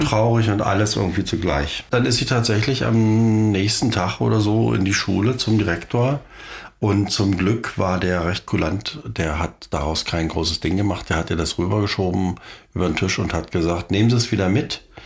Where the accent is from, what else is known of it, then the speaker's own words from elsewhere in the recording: East Germany, Germany; wir kommen ja aus der DDR